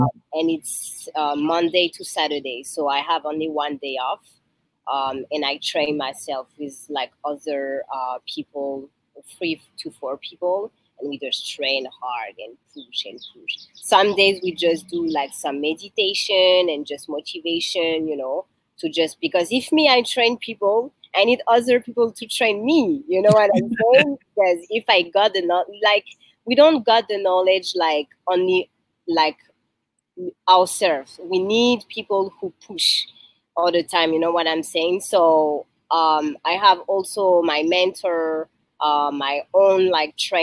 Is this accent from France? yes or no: yes; France; English is a second language; moved away as an adult; now in Toronto, Canada; I'm from France, born and raised there